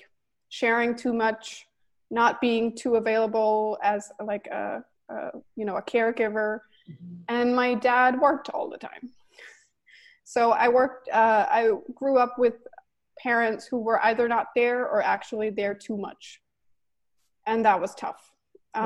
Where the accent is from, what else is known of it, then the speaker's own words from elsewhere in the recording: Denmark; also born or lived in New York City, United States; now in Los Angeles, United States; So I'm Danish and I grew up in Denmark